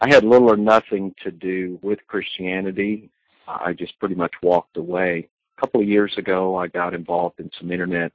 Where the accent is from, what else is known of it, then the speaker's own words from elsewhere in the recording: Georgia, United States; I was born in the Bible Belt, born in Georgia, to a family